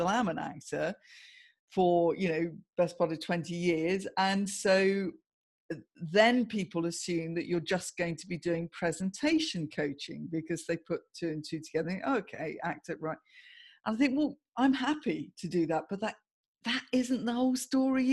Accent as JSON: {"language": "English", "town": "Guildford", "region": "South East England", "country": "United Kingdom", "tie": "born or raised there", "also_born_or_lived": "London / Swanage", "moved": "as an adult", "lives_now": "Bournemouth, United Kingdom", "said": "I grew up in Guildford in Surrey."}